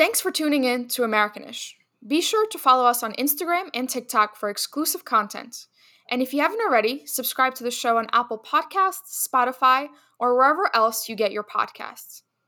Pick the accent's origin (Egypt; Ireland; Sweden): Egypt; moved away; Egypt, my home country